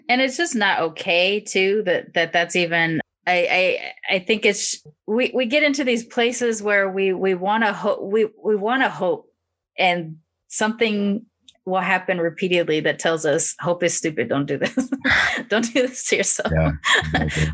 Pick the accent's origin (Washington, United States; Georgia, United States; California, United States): California, United States; Long Beach; growing up in Long Beach